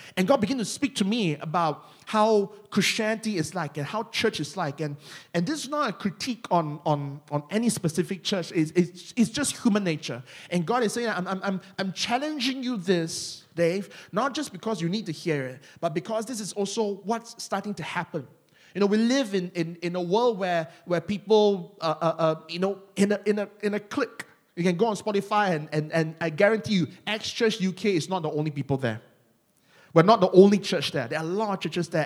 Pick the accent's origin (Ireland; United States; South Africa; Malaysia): Malaysia; accent: Malaysian; my Malaysian accent